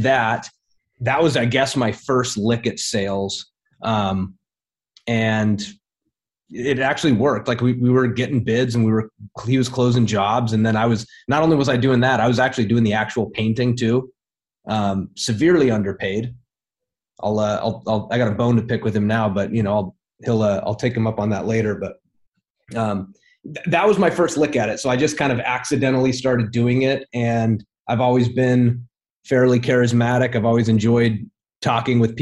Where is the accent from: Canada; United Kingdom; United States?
United States; Twin Falls, Idaho; I'm a kid from a small town in Idaho. Twin Falls, Idaho